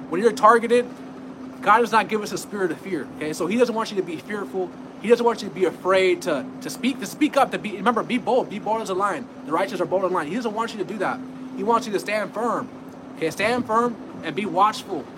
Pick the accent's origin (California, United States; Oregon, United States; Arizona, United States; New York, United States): California, United States; I'm from California